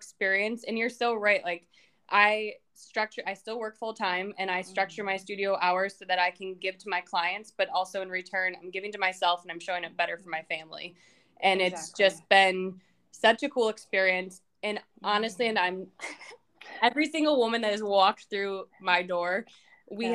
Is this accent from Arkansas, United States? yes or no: no; Western New York, United States; now in Erie, United States; I born and raised in Western New York